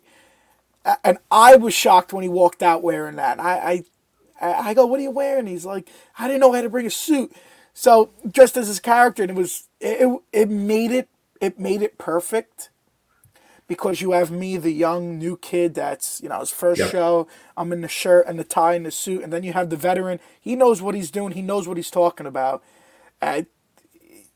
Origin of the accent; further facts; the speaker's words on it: New York, United States; we're both from New York. We're both Italian.